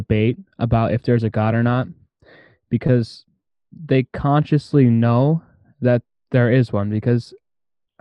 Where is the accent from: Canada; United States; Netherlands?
United States; Gilmore City, Iowa; also born or lived in Humboldt, Iowa; I grew up in a small town, Gilmore City.